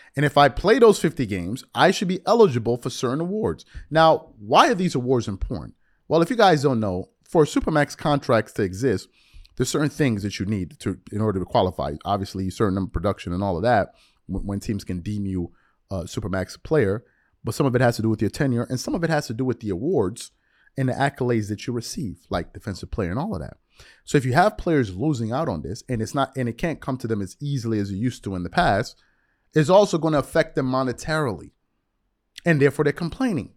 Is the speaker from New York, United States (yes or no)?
yes; New York, United States; as a New Yorker